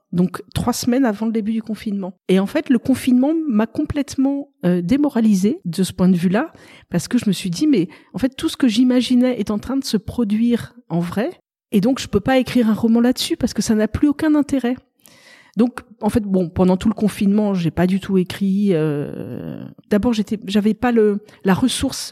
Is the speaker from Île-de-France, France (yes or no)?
yes; Paris, Île-de-France, France; moved away as an adult; also born or lived in Tulle, Corrèze; now in Lectoure, France; j'ai été élevée à Paris. J'ai vécu euh, bah, jusqu'il y a six ans à Paris